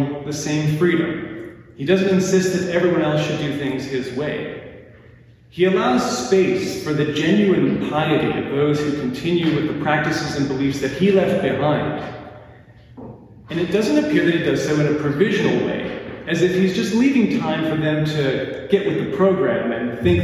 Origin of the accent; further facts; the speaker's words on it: Lacombe, Alberta, Canada; I grew up in Lacombe, one of the greatest small towns in the world